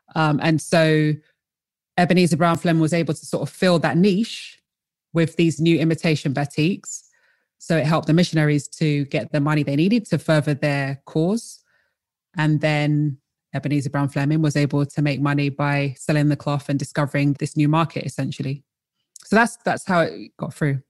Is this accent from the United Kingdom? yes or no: yes; London, United Kingdom; also born or lived in Colchester / North East England; originally I am from London, uh, I was born in Colchester and raised in London.